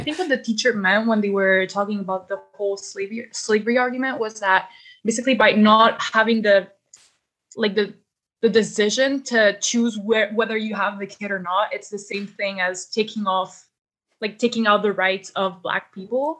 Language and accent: English; Canada; I'm not from the U S, I'm from Canada